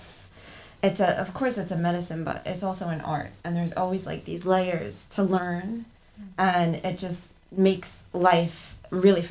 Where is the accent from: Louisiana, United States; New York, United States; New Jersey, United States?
New York, United States; New York City; I was born and raised here on Staten Island